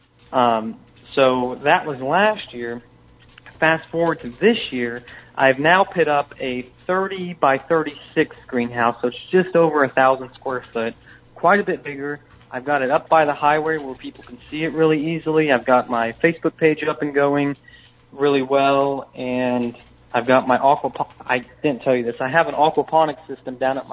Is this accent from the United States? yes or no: yes; Warsaw, Missouri, United States; I'm from Warsaw, Missouri